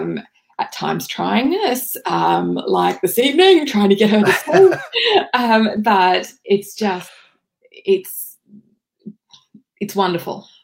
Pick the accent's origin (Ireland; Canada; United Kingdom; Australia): Australia; Bundaberg, Queensland; I grew up in Bundaberg Uniting Church